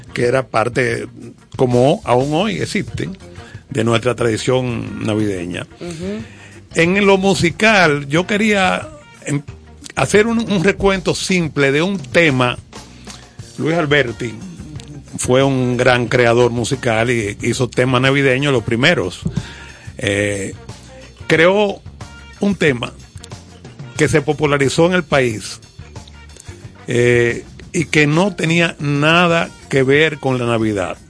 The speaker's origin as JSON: {"language": "Spanish", "country": "Dominican Republic", "said": "como dominicano"}